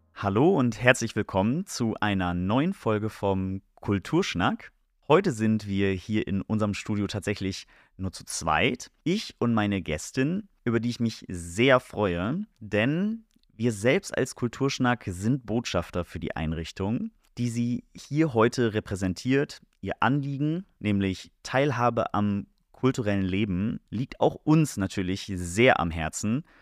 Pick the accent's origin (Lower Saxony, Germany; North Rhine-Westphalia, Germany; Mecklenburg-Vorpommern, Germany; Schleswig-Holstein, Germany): Lower Saxony, Germany; Oldenburg; hier bei uns in Oldenburg